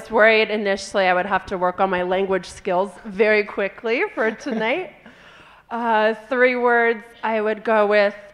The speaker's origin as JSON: {"language": "English", "region": "California", "country": "United States", "said": "So I'm from California originally, and I grew up in a family where my dad um, worked in a software company"}